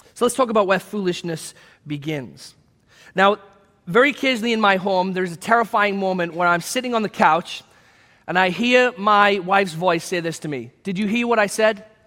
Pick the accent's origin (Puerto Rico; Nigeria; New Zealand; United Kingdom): United Kingdom; England; now in United States; my home country of England.